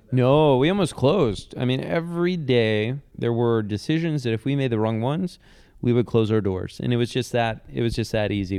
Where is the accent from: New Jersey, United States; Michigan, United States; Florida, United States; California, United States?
Michigan, United States; Detroit; moved away as an adult; also born or lived in Bay Area / Brooklyn; Detroit, my, my hometown